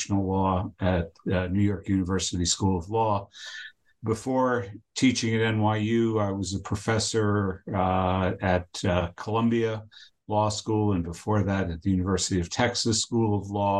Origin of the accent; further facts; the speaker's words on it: Argentina; now in United States; I was born in Argentina, and I'm an immigrant to the United States.